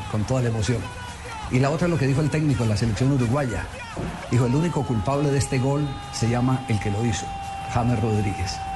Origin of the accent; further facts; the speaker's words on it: Colombia; se lo comparto como colombiano.